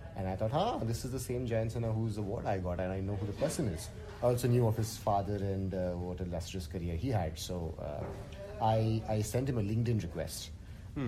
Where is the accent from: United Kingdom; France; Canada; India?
India; as an Indian male engineer